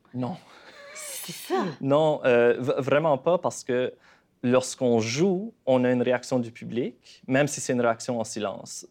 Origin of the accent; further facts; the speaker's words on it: Canada; accent: Acadian; moved away as an adult; also born or lived in Montreal; quand j'ai déménagé à Montréal la première fois en tant qu'Acadien. Mon accent y est fort